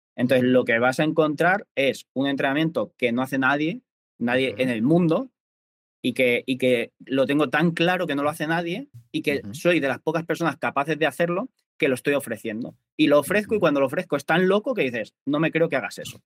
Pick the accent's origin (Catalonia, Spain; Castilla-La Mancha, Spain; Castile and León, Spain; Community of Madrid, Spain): Castilla-La Mancha, Spain; Albacete; now in Mallorca, Spain; yo soy de Albacete, pero vivo en Mallorca